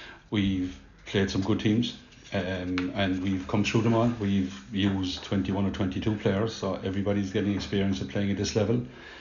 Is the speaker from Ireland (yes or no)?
yes; Cork, Munster, Ireland; I'm originally from Blackrock